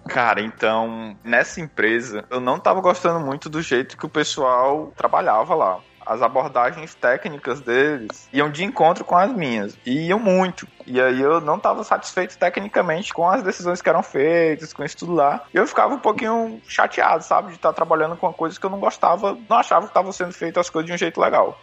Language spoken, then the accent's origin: Portuguese; Fortaleza, Ceará, Brazil; moved away as an adult; also born or lived in New Zealand; now in Finland; eu vim de Fortaleza, Ceará, lá é quente, viu?